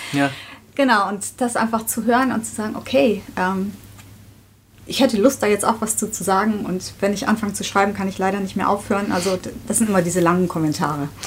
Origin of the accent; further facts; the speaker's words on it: southern Hesse, Germany; moved away as an adult; also born or lived in Netherlands / Marburg; geboren in Holland, aufgewachsen in Südhessen.